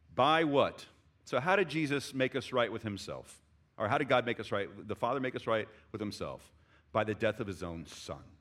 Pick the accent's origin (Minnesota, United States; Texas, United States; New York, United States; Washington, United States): Texas, United States; I love being a Texan